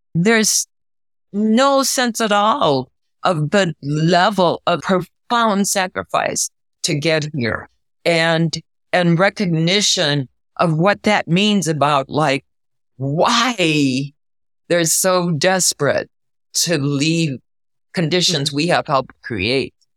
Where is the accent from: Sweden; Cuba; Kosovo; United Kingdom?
Cuba; Camagüey; moved away; also born or lived in New Haven, Connecticut / Bay Area, California; I was born in Cuba. I'm Camagüey, beautiful colonial city.